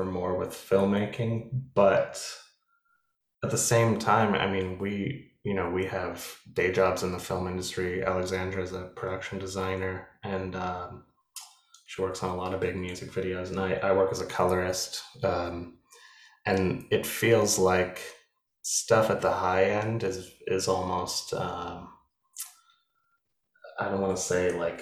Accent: Anchorage, Alaska, United States; I grew up in Anchorage, Alaska

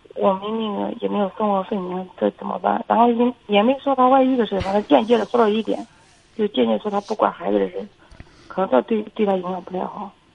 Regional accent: Feicheng, Shandong, China; 我从小是生活在农村的

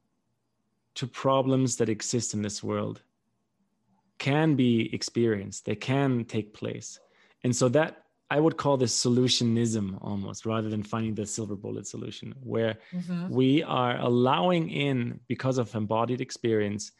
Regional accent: Germany; moved away; also born or lived in Paraguay; growing up in Germany

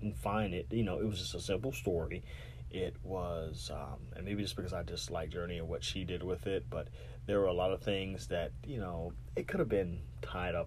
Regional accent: Savannah, Georgia, United States; my hometown of Savannah

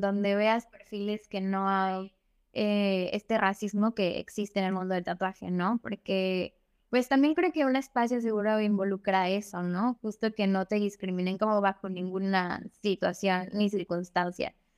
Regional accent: Xalapa, Veracruz, Mexico; yo soy de, de Jalapa y allá hay muchos artistas

